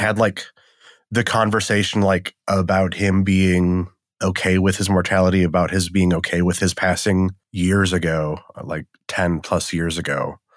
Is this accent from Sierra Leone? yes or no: no; Wisconsin, United States; also born or lived in Eastern Washington; now in Washington, United States; I'm from Wisconsin. I live in Washington now.